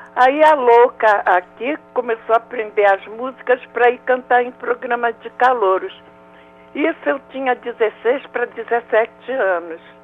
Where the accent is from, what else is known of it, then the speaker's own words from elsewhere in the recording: Rio de Janeiro, Brazil; also born or lived in Méier, Rio de Janeiro; Eu, eu, nasci num lugar chamado Meyer, fui criada na Água Santa